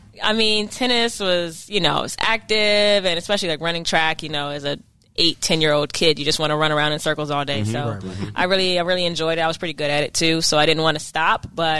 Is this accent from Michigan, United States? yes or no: no; Bowie, Maryland, United States; I am from Bowie.